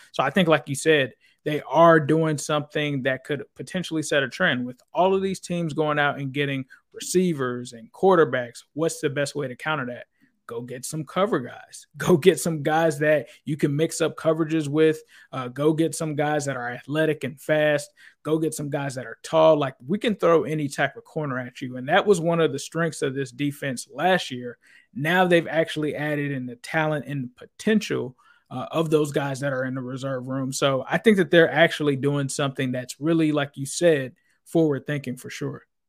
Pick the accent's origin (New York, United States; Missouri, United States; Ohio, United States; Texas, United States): Ohio, United States; Cincinnati; moved away as an adult; also born or lived in California; now in Florida, United States; originally I grew up in Cincinnati